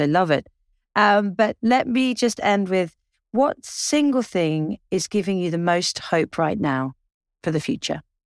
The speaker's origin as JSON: {"language": "English", "region": "England", "country": "United Kingdom", "said": "I'm English"}